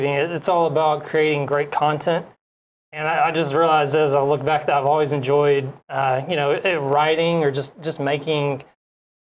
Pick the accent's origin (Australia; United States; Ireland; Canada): United States; Atlanta, Georgia; moved away as an adult; also born or lived in Fort Hood, Texas; now in Hawaii, United States; I'm from Atlanta, Georgia.